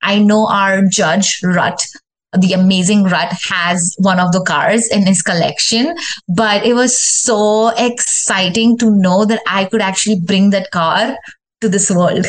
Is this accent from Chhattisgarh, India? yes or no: no; Delhi, India; also born or lived in Rajasthan / Mumbai / Pune / Middle East; now in Houston, United States; I was born in Rajasthan, which is a state back in India. And I grew up in Delhi, Mumbai, Pune, and a lot of other cities. I also was in Middle East. But the longest I've ever lived anywhere in my life is Houston, 12 years.